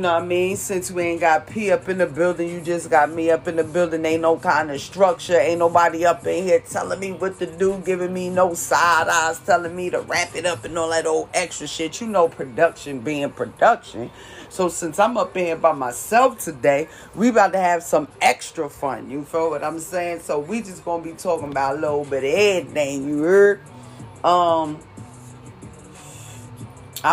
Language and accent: English; Jersey City, New Jersey, United States; moved away as an adult; now in California, United States; I'm originally from Jersey City, New Jersey